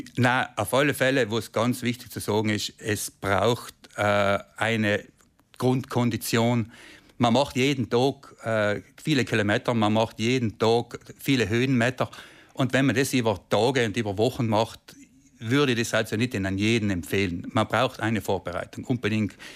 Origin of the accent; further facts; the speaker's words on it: South Tyrol, Trentino-Alto Adige, Italy; mir als Südtiroler